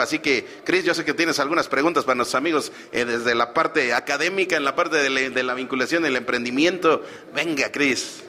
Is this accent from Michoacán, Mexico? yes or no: no; State of Mexico, Mexico; la mayoría somos mexiquenses de muchísimo orgullo